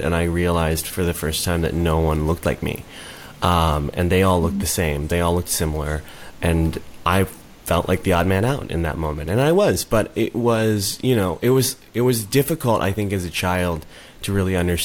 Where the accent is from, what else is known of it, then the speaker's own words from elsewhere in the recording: Chicago suburbs, Illinois, United States; also born or lived in Korea; I grew up in the Chicago suburbs, the Southwest suburbs